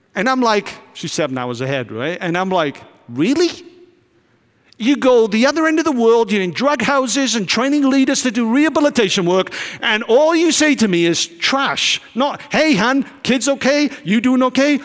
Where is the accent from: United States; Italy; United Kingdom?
United Kingdom; I'm from Britain